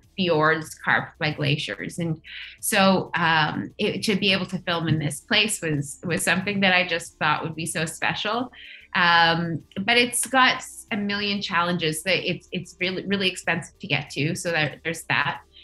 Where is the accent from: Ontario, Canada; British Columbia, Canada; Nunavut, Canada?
Nunavut, Canada; I grew up in Nunavut